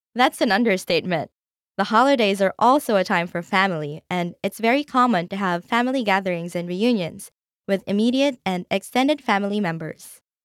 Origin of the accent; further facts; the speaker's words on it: Philippines; my home country, the Philippines.